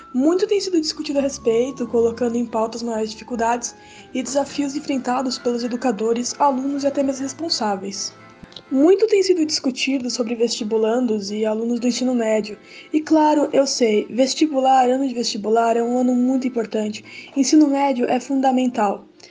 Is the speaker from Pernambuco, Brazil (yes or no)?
no; São Paulo, Brazil; eu sou de São Paulo, capital